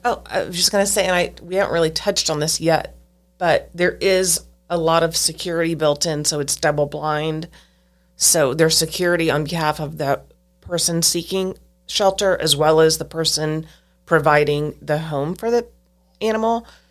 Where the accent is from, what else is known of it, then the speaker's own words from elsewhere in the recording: Stilwell, Kansas, United States; I lived in Stillwell, Kansas until I was about sixteen years old